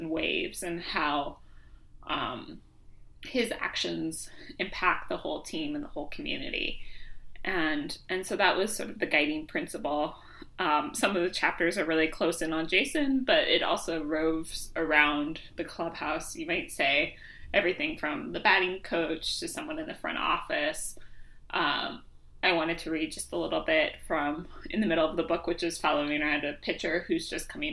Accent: Seattle, Washington, United States; I grew up in Seattle

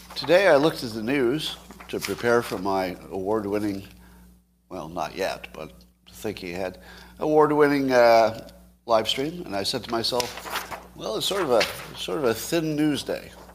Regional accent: United States; as an American

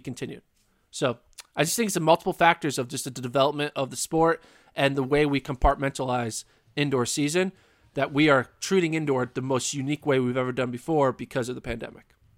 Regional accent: the Northeast, Pennsylvania, United States; now in Texas, United States; I'm from the Northeast. Like I grew up in crazy winter storms. I would have, you know, Pennsylvania storms all over the place.

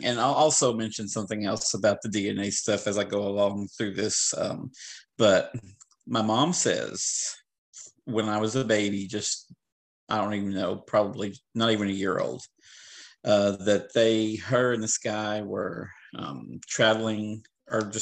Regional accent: the Ozarks, United States; moved away; I was born in the Ozarks, lived in the Ozarks for a while.

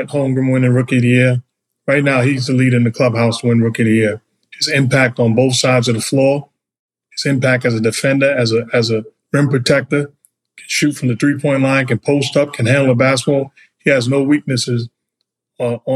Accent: New York City, New York, United States; I'm from New York.

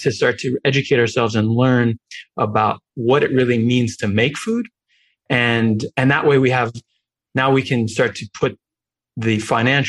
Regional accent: New York, United States; I grew up in New York

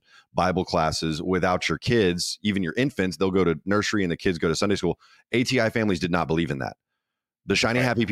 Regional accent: Houston, Texas, United States; the church that I grew up in Houston, Texas

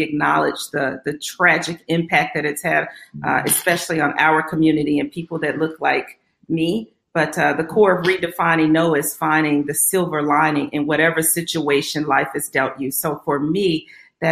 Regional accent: Little Rock, Arkansas, United States; I grew up in Little Rock, Arkansas, grew up what we would call middle class

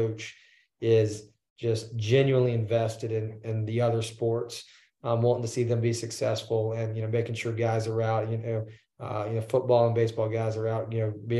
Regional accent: Texas, United States; now in Louisiana, United States; I'm from Texas and you go into the private schools there

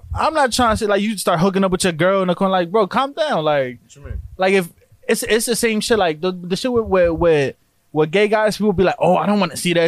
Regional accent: Newark, New Jersey, United States; I'm from Newark

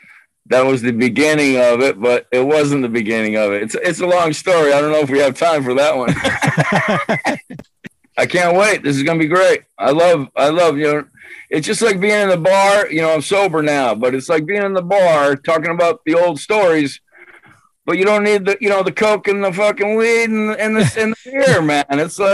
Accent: Dighton, Massachusetts, United States; born there; now in West Warwick, United States; Dighton, Massachusetts. It's like, it's pretty much in the central between Boston, Providence, and Newport, which is our good beach to go to, you know?

